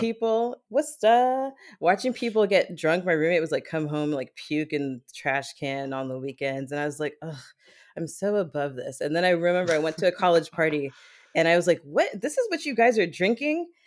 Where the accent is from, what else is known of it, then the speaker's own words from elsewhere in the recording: Germany; moved away as an adult; I grew up in Germany, and I spent, I, I just spent my entire childhood, like, I lived there until I was, like, twenty-four, twenty-five